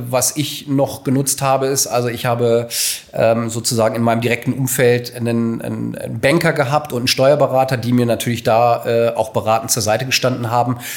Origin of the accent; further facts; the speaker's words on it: Hanover, Lower Saxony, Germany; gebürtiger Hannoveraner